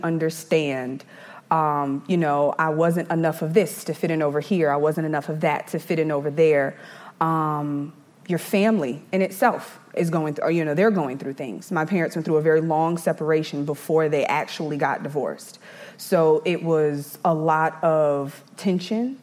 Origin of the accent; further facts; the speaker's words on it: Eastover, South Carolina, United States; also born or lived in Brooklyn, New York; we ended up coming down to South Carolina